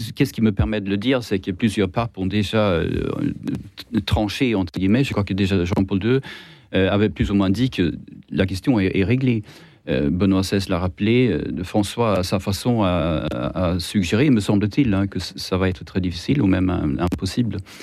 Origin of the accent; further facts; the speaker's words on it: Sweden; accent: Swedish; French is a second language; moved away; j'ai un accent étrange, c'est parce que je suis suédois